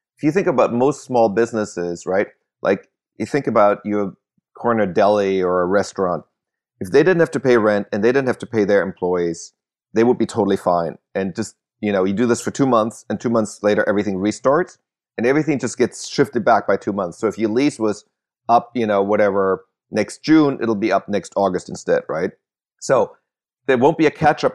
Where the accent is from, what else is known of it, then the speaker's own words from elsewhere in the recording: Germany; moved away; I grew up in Germany